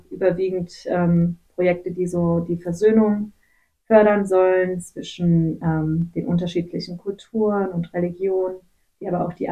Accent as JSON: {"language": "German", "town": "Gummersbach", "region": "North Rhine-Westphalia", "country": "Germany", "tie": "born or raised there", "also_born_or_lived": "Kazakhstan", "said": "Hm, ich komme aus Gummersbach. Ich bin in Kasachstan geboren, aber dann hm. in Gummersbach aufgewachsen."}